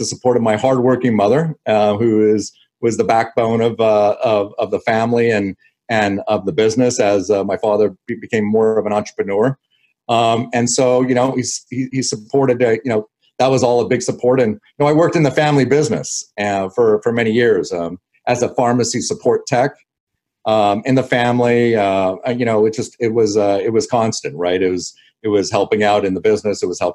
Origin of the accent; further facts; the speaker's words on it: Los Angeles, California, United States; also born or lived in Canada; I was born in Canada. I left at 6 months old with my family, and I moved to Los Angeles.